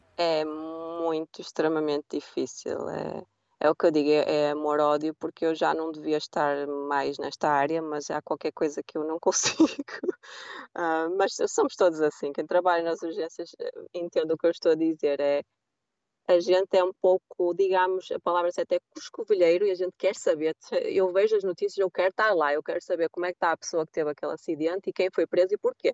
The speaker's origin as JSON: {"language": "Portuguese", "country": "Portugal", "also_born_or_lived": "London, United Kingdom", "moved": "as an adult", "lives_now": "United States", "said": "Eu sou bem europeia, portuguesa"}